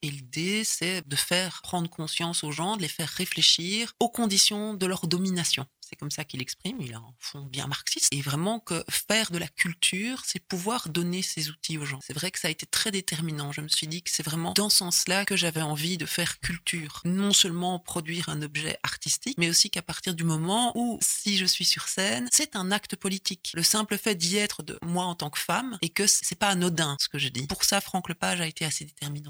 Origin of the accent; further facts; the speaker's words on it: Basècles / Bassilly, Hainaut, Wallonia, Belgium; also born or lived in Ath; now in Brussels, Belgium; Je suis originaire du Hainaut mais du centre. Donc je suis né à Hatt. Ah et j'ai grandi euh, à Bassili.